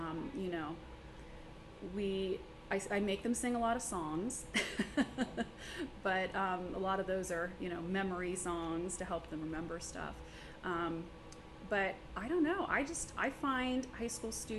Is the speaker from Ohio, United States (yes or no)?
yes; Newark, Ohio, United States; also born or lived in Marietta; since I was from Newark, I got this job and was able to come back home